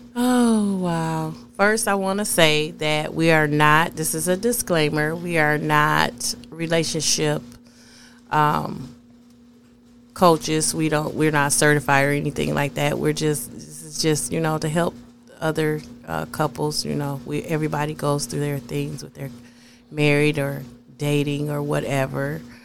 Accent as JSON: {"language": "English", "town": "Flint", "region": "Michigan", "country": "United States", "said": "I'm from Flint."}